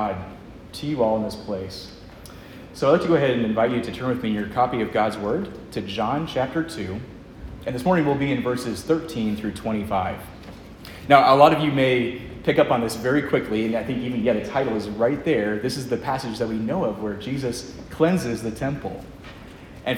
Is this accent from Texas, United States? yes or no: no; Lynchburg, Virginia, United States; I'm from Lynchburg myself